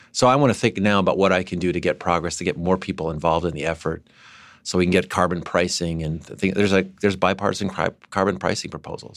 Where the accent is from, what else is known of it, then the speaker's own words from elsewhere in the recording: San Diego, California, United States; my hometown